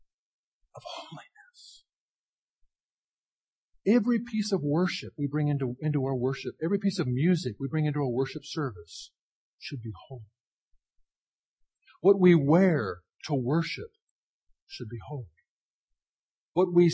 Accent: Washington, District of Columbia, United States; moved away; I grew up in Washington, D.C.

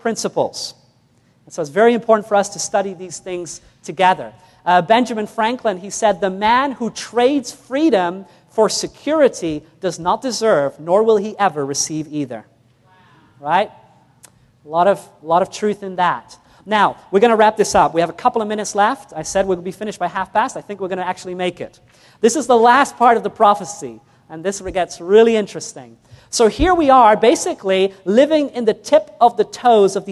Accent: New Zealand; first language English; I was born in New Zealand, so I spoke English

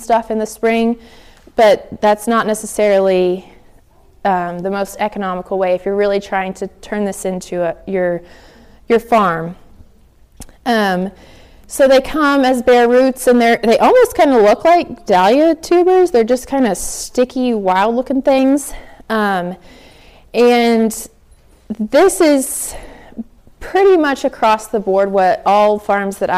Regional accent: the South, United States; I'm from the South.

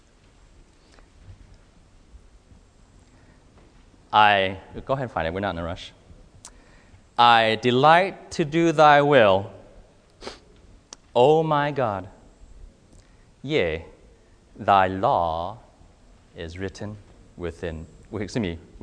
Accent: California, United States; moved away as an adult; now in Mississippi, United States; I grew up in California

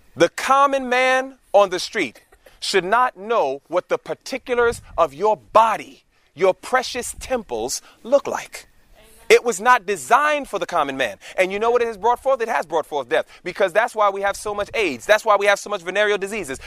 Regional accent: New York City, New York, United States; moved away as an adult; We were born and raised in New York City, the concrete jungle of New York

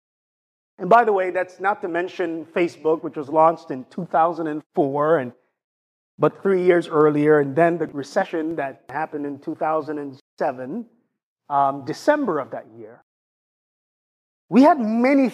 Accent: Jamaica; accent: Jamaican; I use my Jamaican accent

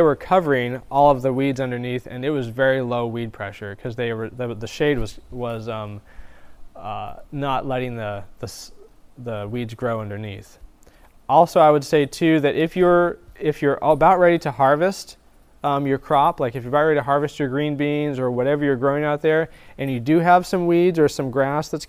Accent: the Northwest, Pacific Northwest, United States; now in Florida, United States; I'm originally from the Northwest

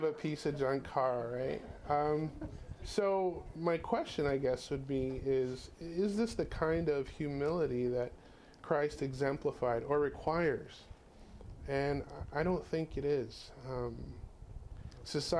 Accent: California, United States; we're from California

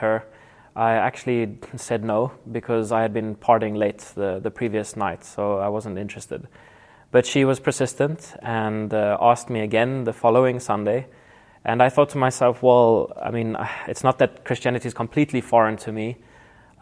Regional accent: Nelspruit, Mpumalanga, South Africa; I was born in South Africa in the town of Nelspruit, close to the Kruger National Park

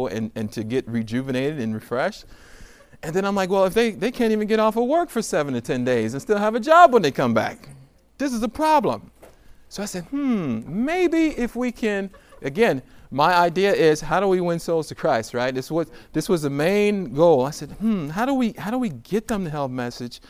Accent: Somerville, United States; I'm from Somerville

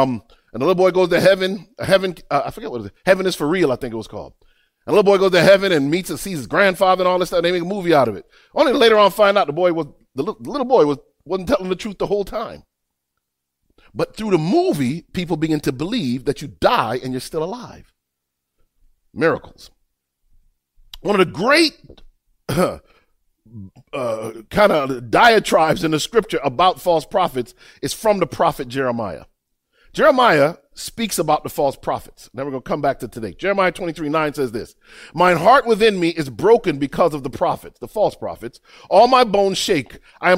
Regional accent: Miami, Florida, United States; I grew up I lived in Miami. In Miami, boy, I had some grimy friends.

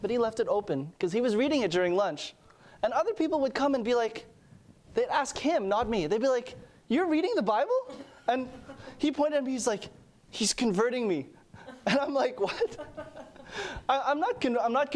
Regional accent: Montreal, Quebec, Canada; moved away; I'm from Montreal.

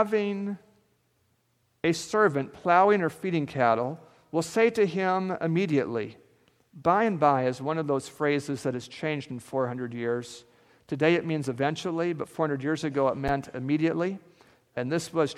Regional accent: central Alaska, United States; moved away; I grew up in Alaska, and this feels a lot like Alaska, so it feels a lot like home to me here. And I grew up in between two mountain ranges, the Alaska Range and the Brooks Range.

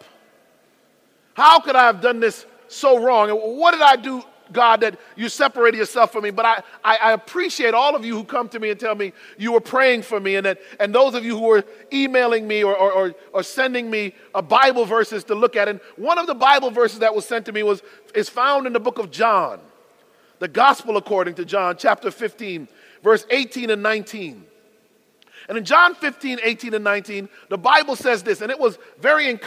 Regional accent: Connecticut, United States; I was born in the Constitution state of Connecticut.

